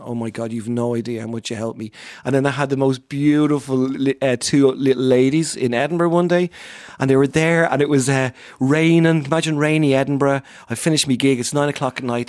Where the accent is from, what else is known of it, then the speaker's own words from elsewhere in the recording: Ireland; I'm Irish